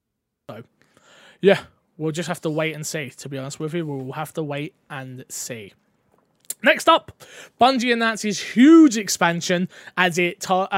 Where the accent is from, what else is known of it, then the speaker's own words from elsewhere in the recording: London, United Kingdom; But I'm from London, so a lot.